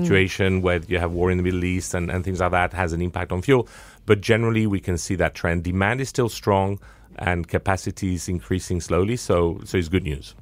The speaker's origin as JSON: {"language": "English", "country": "Spain", "also_born_or_lived": "France / United Kingdom", "accent": "South African twang", "said": "I'm a bit of a, of a mix. I'm Spanish, French, uh, and I have a very British name. I'm partly British"}